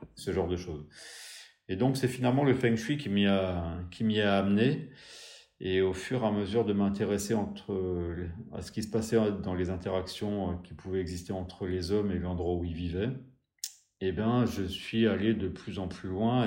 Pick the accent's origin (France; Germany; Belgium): France; Pays Bigouden, South Finistère, Brittany; je suis originaire du Sud Finistère, plus précisément du Pays Bigouda, un endroit d'où je, où j'ai grandi